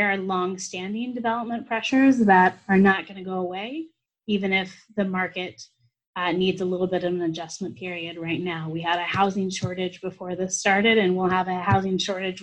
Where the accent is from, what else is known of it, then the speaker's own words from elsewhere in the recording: Kansas City, United States; moved away as an adult; also born or lived in East Coast / Twin Cities; now in Minneapolis–Saint Paul, United States; I grew up in Kansas City, so I'm from the Midwest